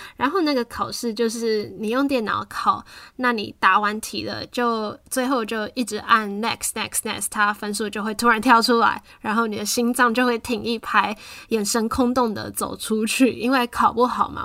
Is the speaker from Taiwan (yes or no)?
yes; Taiwan; moved away; 因为从台湾离开的话，你很清楚，你终究会回来